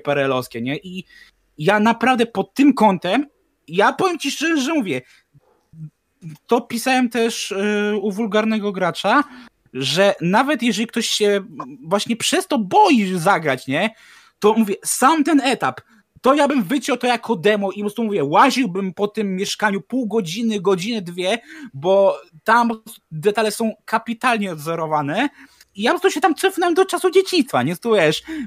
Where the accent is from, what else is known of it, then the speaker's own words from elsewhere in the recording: Warsaw, Masovian Voivodeship, Poland; jesteś warszawiakiem